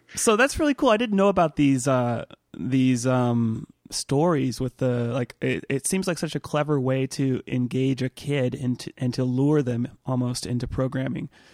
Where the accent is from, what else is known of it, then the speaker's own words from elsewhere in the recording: Southern California, United States; I actually moved when I was a kid about the same age you were, seven, between seven and eight, uh, from Northern California to sort of ci-, not central, but, uh, you know, further down south in California